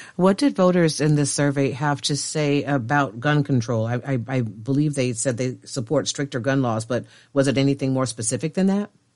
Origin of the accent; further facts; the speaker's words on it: Chicago, Illinois, United States; I'm a black woman, as I said, and, and I'm from Chicago.